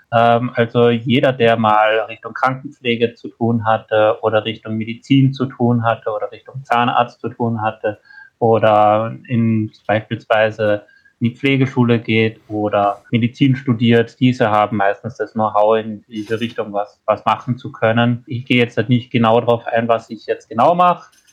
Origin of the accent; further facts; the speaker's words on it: Austria; bei uns in Österreich